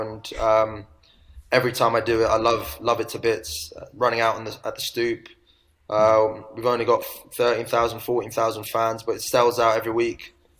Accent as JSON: {"language": "English", "town": "Brighton", "region": "South East England", "country": "United Kingdom", "tie": "born or raised there", "also_born_or_lived": "Asia", "said": "we were never used to that growing up in Asia. But we soon got over that because of the friends we made and the experiences we had playing sport, doing things in Brighton. And yeah, Brighton's a great place to grow up."}